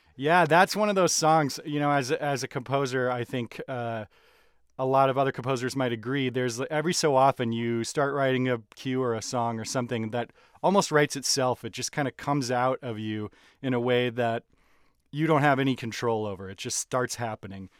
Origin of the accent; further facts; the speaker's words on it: Minnesota, United States; I'm from Minnesota